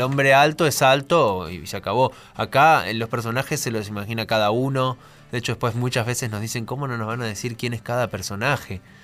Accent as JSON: {"language": "Spanish", "region": "Formosa", "country": "Argentina", "tie": "born or raised there", "moved": "yes", "lives_now": "Buenos Aires, Argentina", "said": "Somos mellizos, nacimos con siete meses. Sí. Y bueno, imagínate que somos de Formosa"}